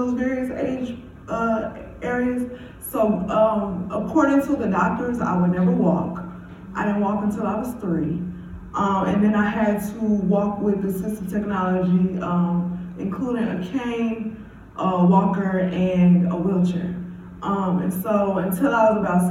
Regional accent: Chicago, Illinois, United States; growing up on the south side of Englewood

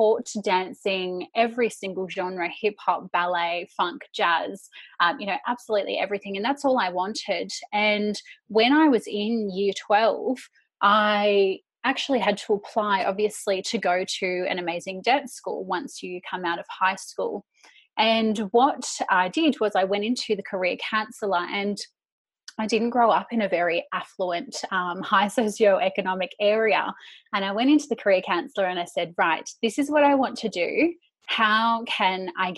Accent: Bayside Peninsula, Melbourne, Victoria, Australia; moved away as an adult; also born or lived in Sydney; I finished year 12 and I went and I moved straight into the city from the Bayside Peninsula

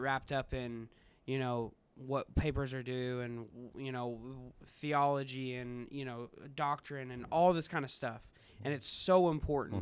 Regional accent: Kansas City, Missouri, United States; moved away as an adult; now in Ohio, United States; I'm from Kansas City area

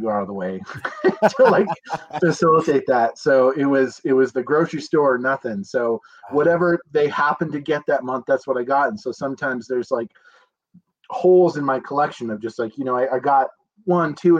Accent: Montana, United States; also born or lived in Spokane, Washington; Born and raised in Montana

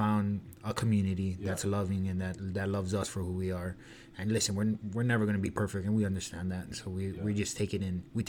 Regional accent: Waianae, Hawaii, United States; growing up and being from Hawaii and in the MMA community, and like where I raised up is not the best.

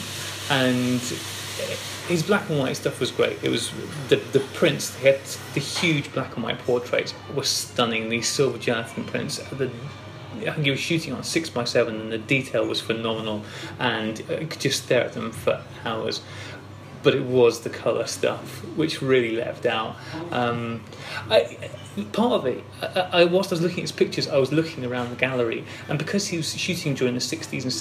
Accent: United Kingdom; I'm British

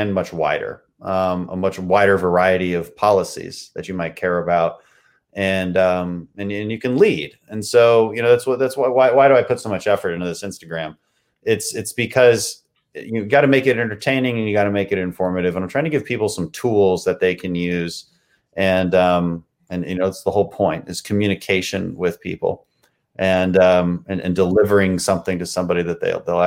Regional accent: Texas, United States; my district would be the second district in Texas

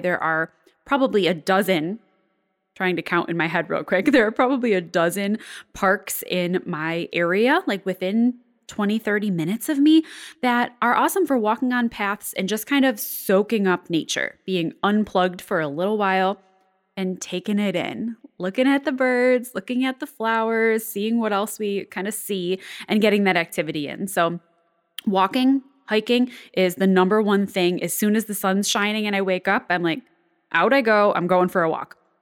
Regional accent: Buffalo, New York, United States; my hometown area of Buffalo, New York, or Western New York

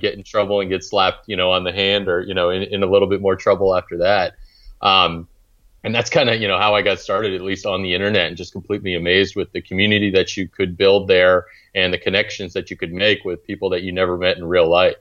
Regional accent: Maine, United States; moved away as an adult; now in Charlotte, United States; growing up in Maine

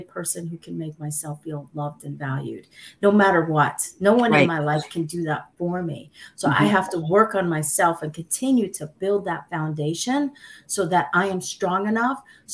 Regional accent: United States; English is a second language; My parents are Sicilian immigrants. They came to the United States in 1961. I was born in 65.

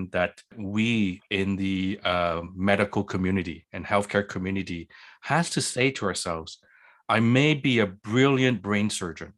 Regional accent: Quebec, Canada; I'm from Quebec, in Quebec, we barely learn what math is

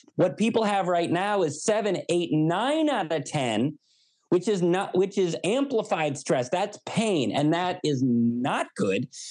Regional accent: United States; I'm an American

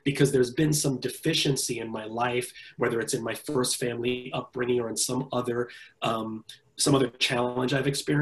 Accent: New York City, New York, United States; I was born and raised in the Bronx, New York

